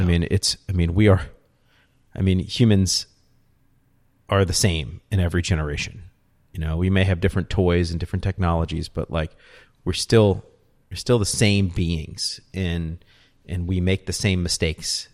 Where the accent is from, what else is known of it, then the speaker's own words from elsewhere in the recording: New Orleans, Louisiana, United States; accent: New Orleans; moved away; also born or lived in Austin; it's my New Orleans accent